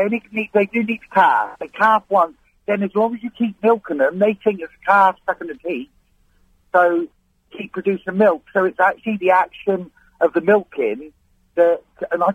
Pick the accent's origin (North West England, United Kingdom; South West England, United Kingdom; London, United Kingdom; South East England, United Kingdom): South West England, United Kingdom; Cornwall; now in Greenford, United Kingdom; I'm Cornish.